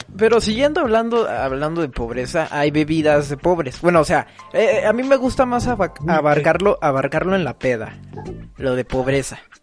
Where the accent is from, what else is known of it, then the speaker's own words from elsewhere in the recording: Mexico; acá como mexicano